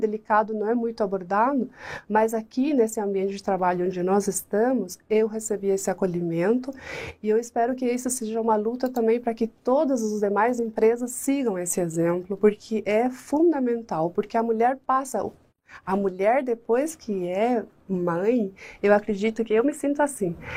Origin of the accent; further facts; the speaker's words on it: La Paloma del Espíritu Santo, Canindeyú, Paraguay; Portuguese is a second language; now in Brazil; Paraguaia, eu nasci numa cidade que se chama La Paloma del Espírito Santo